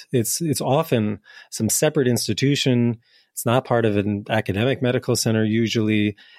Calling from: Lisbon, Portugal; Well, I'm calling in from Portugal right now, in part because I'm interested in this question. So hello from Lisbon, where I'm really curious about decriminalization.

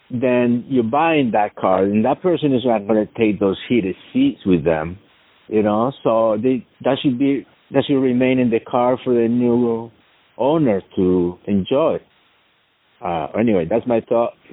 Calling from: New Jersey, United States; Uh, Ryan, uh, good morning. This is … I'm from New Jersey.

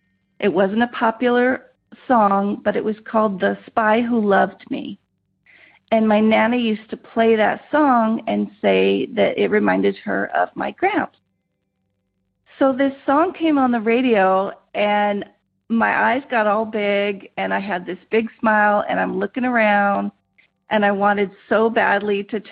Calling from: Rancho Cucamonga, California, United States; I'm calling from Rancho Cucamonga, California.

